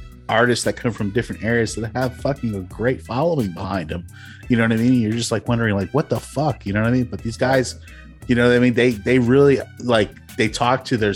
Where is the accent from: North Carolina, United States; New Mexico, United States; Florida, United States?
Florida, United States; I'm from Florida